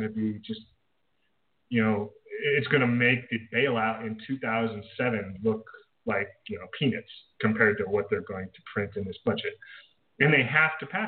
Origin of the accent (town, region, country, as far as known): United States